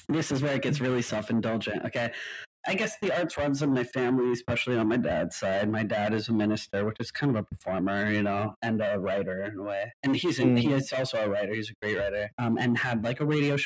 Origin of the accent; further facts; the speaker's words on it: Hawaii, United States; moved away as an adult; also born or lived in California / Maui; now in New York, United States; I was born in California, but my formative years were in Hawaii, and I was raised there.